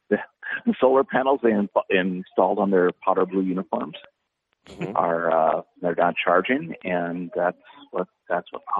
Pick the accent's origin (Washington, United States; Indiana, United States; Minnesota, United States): Minnesota, United States; we're all from Minnesota